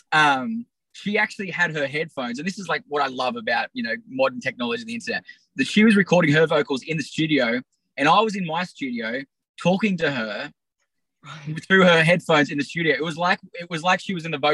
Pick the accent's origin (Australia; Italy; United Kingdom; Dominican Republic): Australia; I'm from Australia